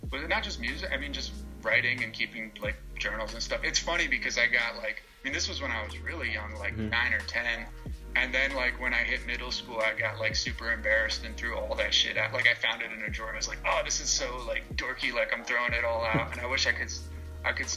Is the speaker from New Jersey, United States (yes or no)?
yes; central New Jersey, United States; I grew up in central New Jersey, which is a great place